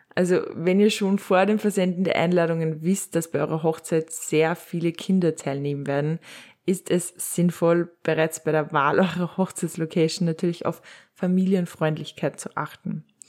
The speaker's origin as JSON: {"language": "German", "region": "Upper Austria", "country": "Austria", "said": "bei uns in Oberösterreich"}